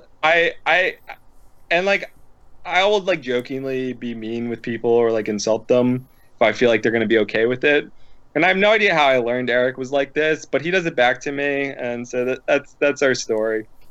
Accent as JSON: {"language": "English", "town": "Philadelphia", "region": "Pennsylvania", "country": "United States", "tie": "born or raised there", "also_born_or_lived": "Midwest", "moved": "yes", "said": "I'm from the Philadelphia area, and everyone I grew up with is rude and interrupts each other"}